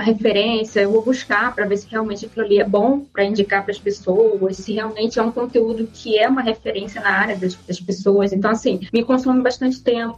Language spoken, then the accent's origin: Portuguese; Rio de Janeiro, Brazil; eu sou do Rio de Janeiro